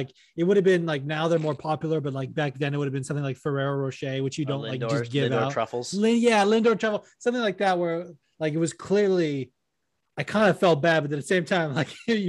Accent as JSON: {"language": "English", "town": "Las Vegas", "region": "Nevada", "country": "United States", "tie": "born or raised there", "said": "when I was little, when I grew up in Vegas"}